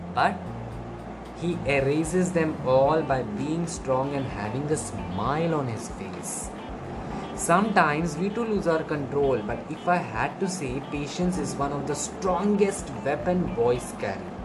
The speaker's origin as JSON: {"language": "English", "country": "India", "said": "I'm from India"}